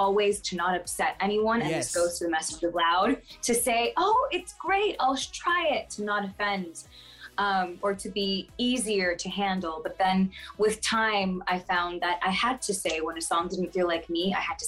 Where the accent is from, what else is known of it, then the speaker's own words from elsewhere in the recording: Fort Lauderdale, Florida, United States; Born in Miami, in Fort Lauderdale, Florida.